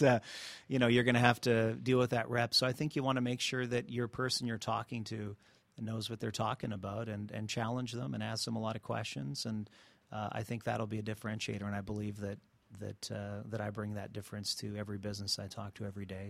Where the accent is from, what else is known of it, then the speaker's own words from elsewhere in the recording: Montreal, Quebec, Canada; now in Atlanta, United States; I'm originally from Canada, from Montreal.